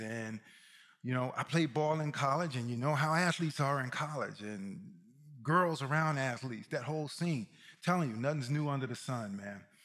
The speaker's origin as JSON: {"language": "English", "region": "Mississippi", "country": "United States", "said": "I'm from Mississippi"}